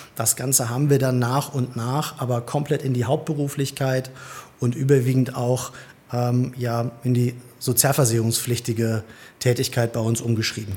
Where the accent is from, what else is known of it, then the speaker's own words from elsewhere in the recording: Hildesheim, Lower Saxony, Germany; bin gebürtiger Hildesheimer, wenn man das so sagen kann. Habe meine komplette Schul- und Arbeitszeit bisher hier verbracht